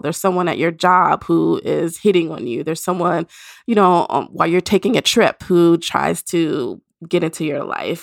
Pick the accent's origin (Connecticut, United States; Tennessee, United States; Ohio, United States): Tennessee, United States; Nashville; moved away; Nashville, the, my hometown